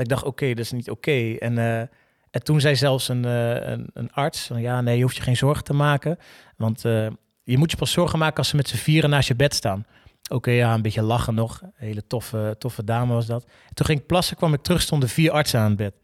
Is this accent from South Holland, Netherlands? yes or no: yes; Rotterdam, South Holland, Netherlands; zeiden we allebei, ja, gewoon Rotterdam